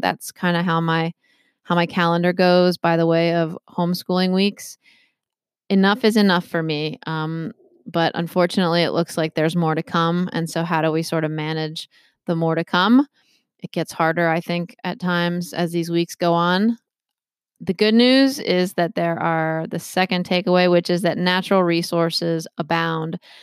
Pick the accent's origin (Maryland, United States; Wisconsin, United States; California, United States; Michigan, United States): Maryland, United States; moved away as an adult; now in Massachusetts, United States; I'm from Maryland originally